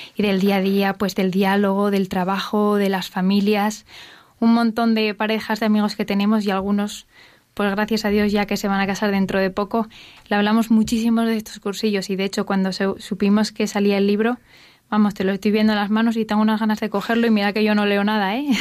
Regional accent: Asturias, Spain; now in Madrid, Spain; somos un matrimonio joven que estamos en Madrid, pero somos los dos asturianos

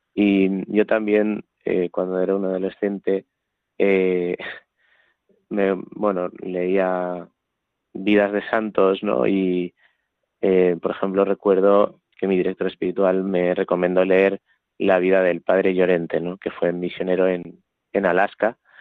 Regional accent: Talavera de la Reina, Castilla-La Mancha, Spain; soy un joven de 24 años de Talavera de la Reina

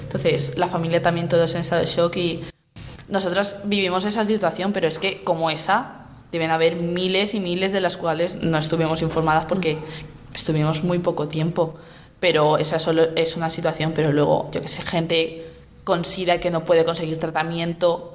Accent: Spain; soy de España

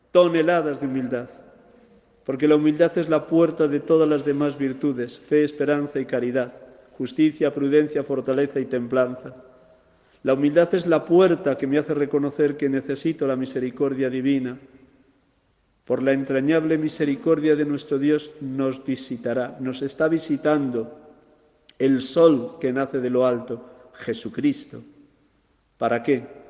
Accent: Segovia, Castile and León, Spain; mi tierra de Segovia

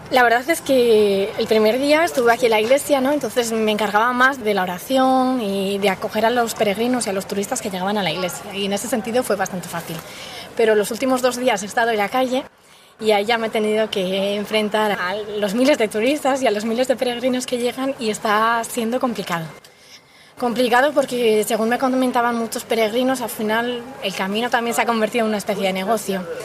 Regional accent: Basque Country, Spain; Y vengo del País Vasco y es la primera vez que estoy aquí con la comunidad de Piedras Vivas

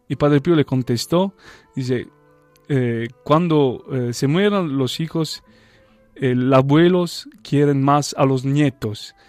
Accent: Taranto, Apulia, Italy; Spanish is a second language; moved away as an adult; now in Belgium; desde Taranto donde yo nací y crecí

